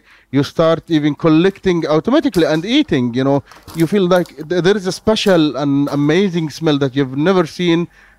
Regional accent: Gaza, Gaza Strip, Palestine; I tell them I am from Gaza

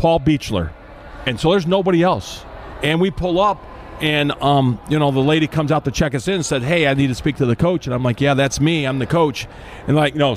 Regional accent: Elkhart, Indiana, United States; I grew up in Elkhart

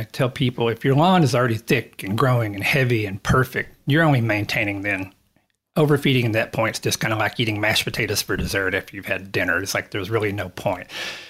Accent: East Texas, United States; moved away as an adult; now in Australia; I'm from East Texas. It's the place where you see the giant cypress trees. Think of the deep old South, moss hanging from the trees

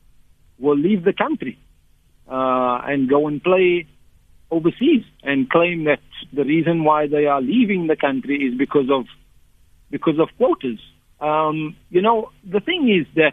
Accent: Port Elizabeth, Eastern Cape, South Africa; as a youngster, 9, 10 years old, I grew up in Port Elizabeth

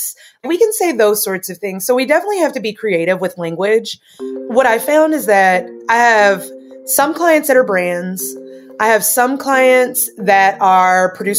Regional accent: Tennessee, United States; I'm from Tennessee.

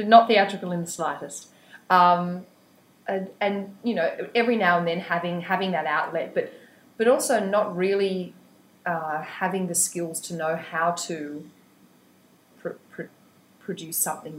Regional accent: Wingham, New South Wales, Australia; Wingham, Killebark, really, which is outside Wingham, which is outside Taree, which is about 400 k's north of Sydney.

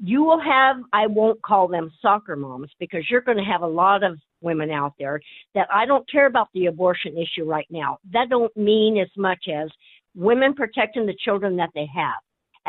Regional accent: Nebraska, United States; I'm from Nebraska.

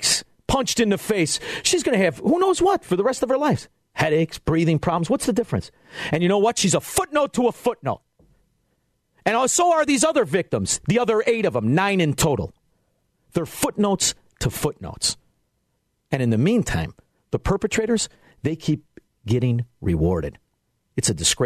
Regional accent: Melrose Park, Illinois, United States; I grew up in Melrose Park

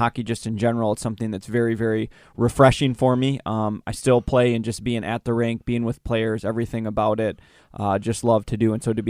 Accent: Waupaca, Wisconsin, United States; Waupaca, Wisconsin.

